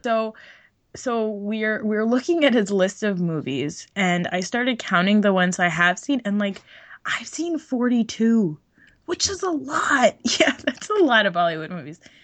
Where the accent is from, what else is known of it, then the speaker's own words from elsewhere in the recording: New Jersey, United States; growing up in New Jersey